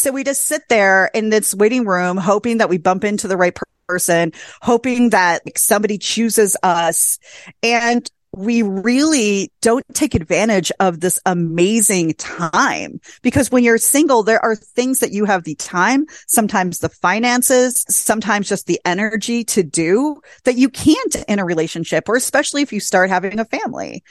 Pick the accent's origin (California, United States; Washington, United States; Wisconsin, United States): Wisconsin, United States; small town; I met my husband in my hometown of five thousand people in small town Wisconsin at a bowling alley.